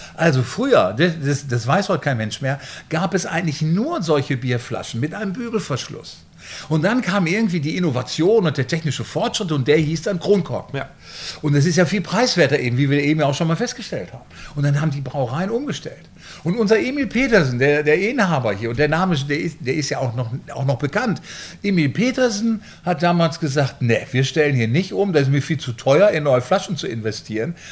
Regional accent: Bielefeld, North Rhine-Westphalia, Germany; also born or lived in Münster; now in Flensburg, Germany; ich komme aus Bielefeld

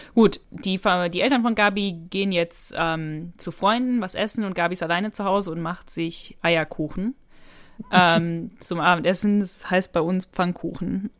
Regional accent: North Rhine-Westphalia, Germany; Ich komme ja aus Nordrhein-Westfalen

